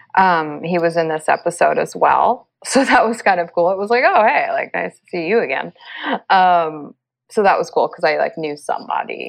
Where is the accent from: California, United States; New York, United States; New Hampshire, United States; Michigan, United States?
California, United States; Los Angeles; also born or lived in Middle East; I'm from Los Angeles, and I live in Los Angeles.